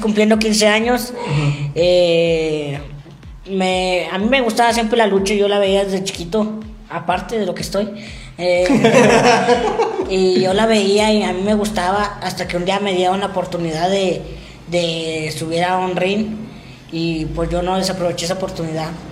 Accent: Saltillo, Coahuila, Mexico; yo sí nací aquí en Saltillo.

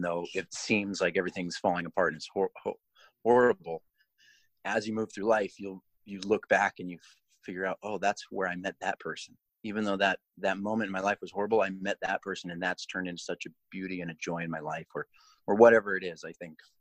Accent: Colorado, United States; I grew up in Colorado.

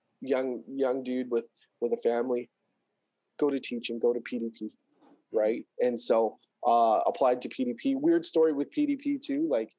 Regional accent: Surrey, British Columbia, Canada; also born or lived in Florida; I grew up here in Surrey. KB Woodward Elementary in Wally

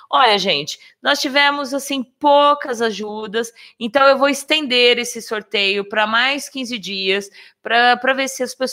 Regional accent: Campinas, São Paulo, Brazil; É, depende, eu sou de Campinas.

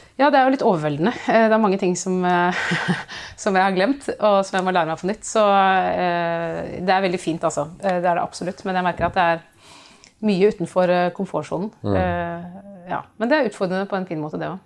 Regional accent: Oslo, Norway; jeg kommer fra Oslo. Jeg eh, vokste opp i Oslo.

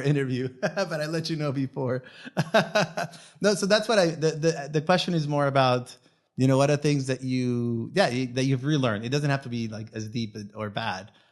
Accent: Venezuela; first language Spanish; English is a second language; moved away; I, I am Venezuelan. My first language is Spanish

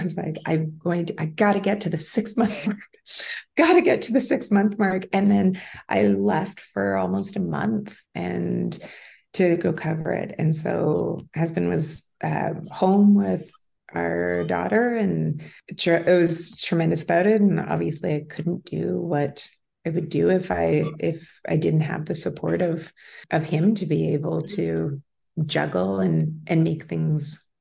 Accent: Winnipeg, Manitoba, Canada; also born or lived in Toronto; I was able to cover a team from the beginning in my hometown

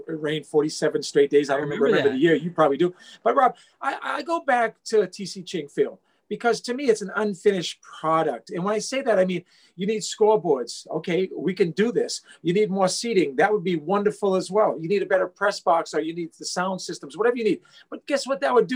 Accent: Hawaii, United States; I'm from Hawaii

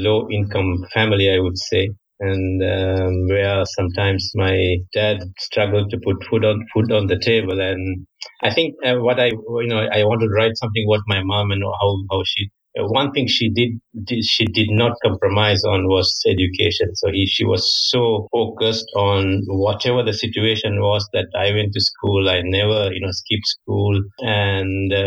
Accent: Sri Lanka; moved away as an adult; also born or lived in China / France; now in Singapore; So I'm actually originally from Sri Lanka. So I grew up in Sri Lanka. When I was 20 years, I went to China on a scholarship

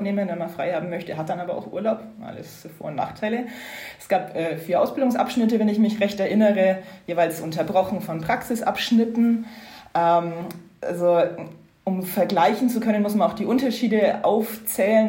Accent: Upper Franconia, Bavaria, Germany; moved away as an adult; now in Brussels, Belgium; bin ursprünglich aus Oberfranken, gar nicht so weit weg von Bayreuth aufgewachsen

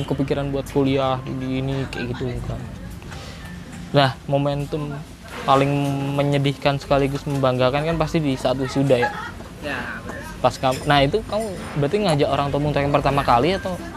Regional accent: Pekalongan, Central Java, Indonesia; also born or lived in Bogor; di tempat asalku eh, Pekalongan sama di Bogor

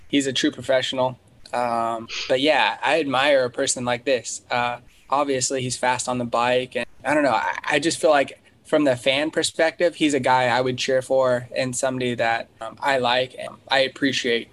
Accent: Colorado, United States; a guy that I grew up with in Colorado

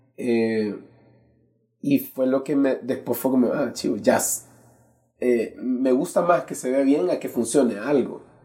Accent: San Salvador, El Salvador; Nací en San Salvador hace casi ya 35 años

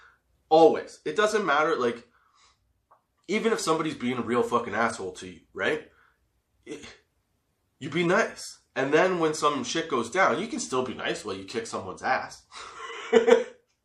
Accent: Canada; Being Canadian

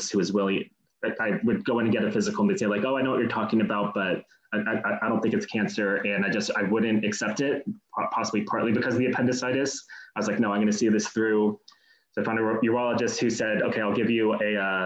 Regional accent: Los Altos, California, United States; now in Los Angeles, United States; I grew up kind of next to Palo Alto, a town called Los Altos

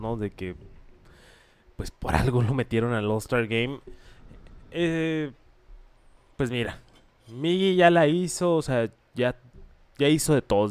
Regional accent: Hermosillo, Sonora, Mexico; Soy de Hermosillo

